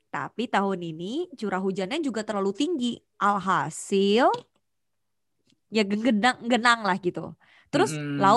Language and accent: Indonesian; Banjarmasin, South Kalimantan, Indonesia; also born or lived in Jakarta; Nggak pernah dan itu jadi kebanggaan gue sih sebagai warga